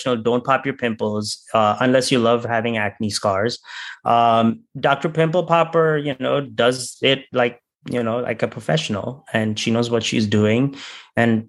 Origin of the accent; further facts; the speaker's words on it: India; I'm from India